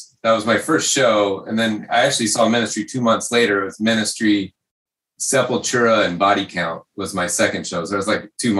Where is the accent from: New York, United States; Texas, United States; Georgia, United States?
Georgia, United States; Atlanta; moved away as an adult; also born or lived in Pacific Northwest; now in Seattle, United States; I grew up in Atlanta.